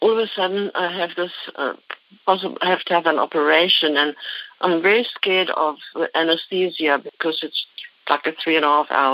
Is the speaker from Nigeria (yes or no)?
no; Cape Town, Western Cape, South Africa; moved away as an adult; now in Concord, United States; Concord, California, but I actually was born in Cape Town in South Africa. And I came to America, and I lived half my life there and half here now